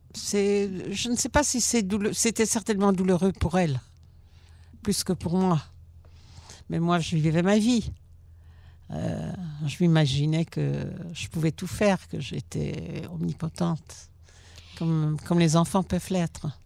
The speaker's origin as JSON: {"language": "French", "country": "Belgium", "tie": "born or raised there", "also_born_or_lived": "Germany", "moved": "yes", "lives_now": "Israel"}